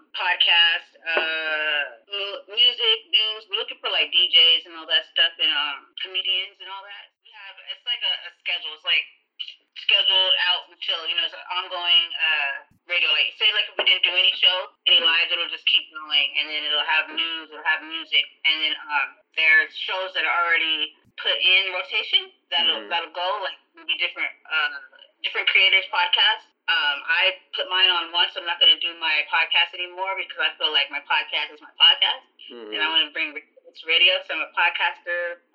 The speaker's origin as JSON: {"language": "English", "town": "San Diego", "region": "California", "country": "United States", "said": "San Diego."}